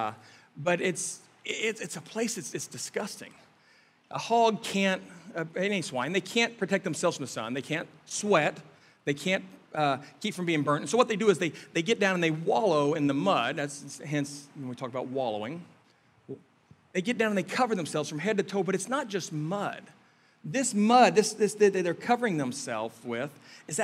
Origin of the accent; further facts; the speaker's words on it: Kansas City, Missouri, United States; moved away; we're from Kansas City in the Midwest area